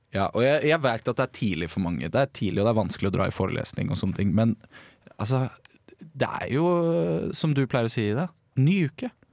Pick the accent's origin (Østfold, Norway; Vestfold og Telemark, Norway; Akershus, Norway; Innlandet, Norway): Akershus, Norway; Bærum; moved away; min lokalavis hjemme i Bærumsland